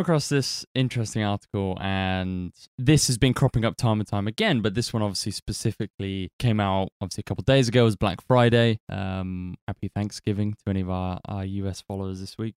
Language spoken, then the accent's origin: English; United Kingdom; we are British